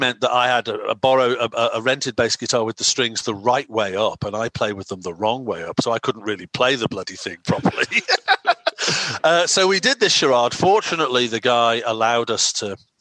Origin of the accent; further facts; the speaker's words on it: Wirral Peninsula, North West England, United Kingdom; also born or lived in Cheshire; Grew up on the Wirral Peninsula, on the other side of the river from Liverpool